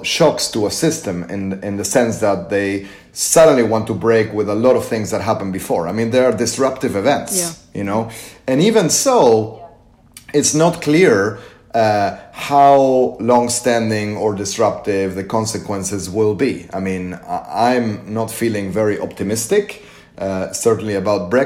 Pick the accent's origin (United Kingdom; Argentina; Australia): Argentina; I come from Argentina